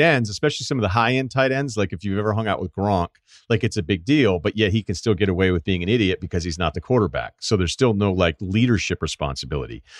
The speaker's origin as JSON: {"language": "English", "region": "Massachusetts", "country": "United States", "said": "I'm from Massachusetts"}